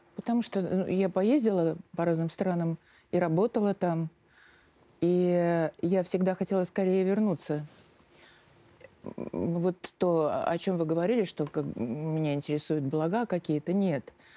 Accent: Saint Petersburg, Russia; moved away as an adult; now in Moscow, Russia; я сама из Питера

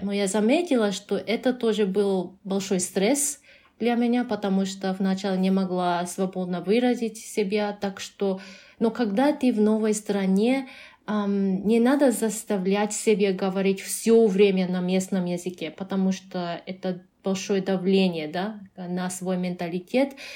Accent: Japan; Russian is a second language; also born or lived in Canada; now in Uzbekistan

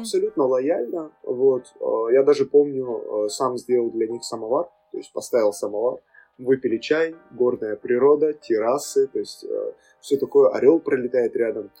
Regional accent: Makhachkala, Dagestan, Russia; Родился и вырос в Махачкале

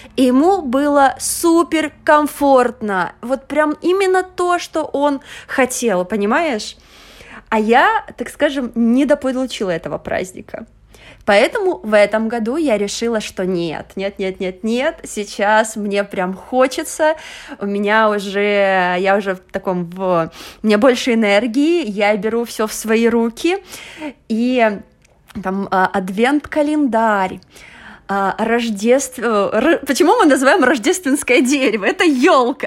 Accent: Russia; moved away as an adult; also born or lived in China / Venezuela; now in Portugal; я прожила в России, окончила университет

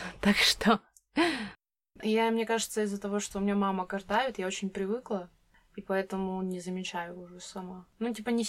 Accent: Siberia, Russia; мне как-то знакомый сказал, что я, как сибирячка, разговариваю медленнее, чем он.

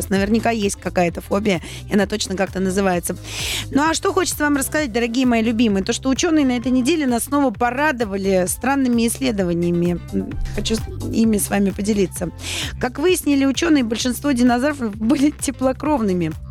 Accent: Saint Petersburg, Russia; Ждем салют. Мой родной город.

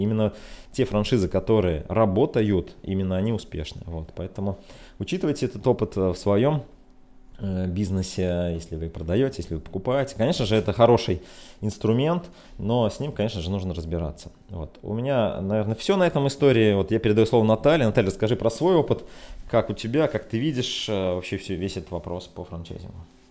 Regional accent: Ulyanovsk, Ulyanovsk Oblast, Russia; мой родной город Ульяновск

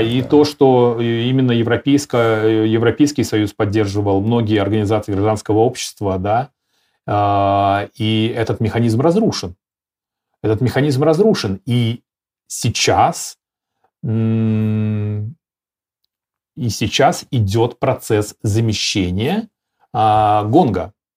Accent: Belarus; я себе как белорус

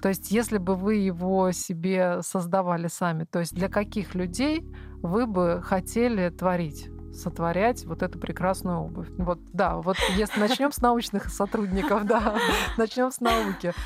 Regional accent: Veliky Novgorod, Novgorod Oblast, Russia; moved away; я вообще сама из Новгорода Великого

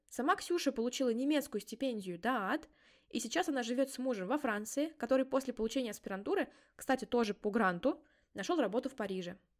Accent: Mordovia, Russia; я сама из Республики Мордовия

